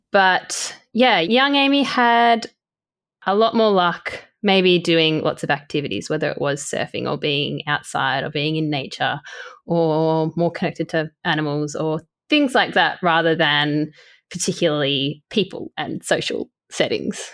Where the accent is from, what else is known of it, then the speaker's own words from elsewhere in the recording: Port Macquarie, New South Wales, Australia; moved away; growing up in a coastal town and me and my partner actually moving back to Port Macquarie soon